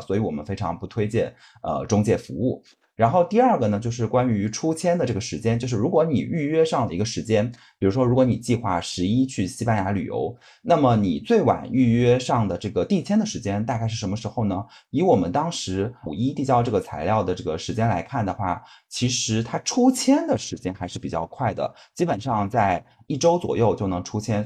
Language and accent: Chinese; southern China, China; now in Beijing, China; 是在北京生活的南方人